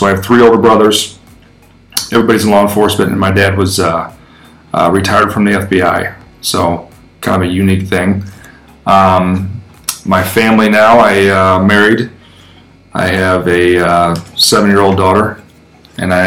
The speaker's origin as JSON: {"language": "English", "town": "Rolla", "region": "Missouri", "country": "United States", "tie": "born or raised there", "said": "I grew up in Rolla, Missouri."}